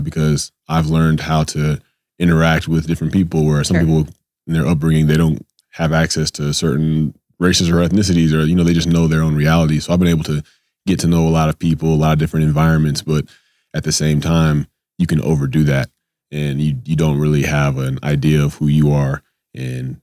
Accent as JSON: {"language": "English", "region": "Georgia", "country": "United States", "tie": "born or raised there", "said": "growing up in Georgia and being in the South"}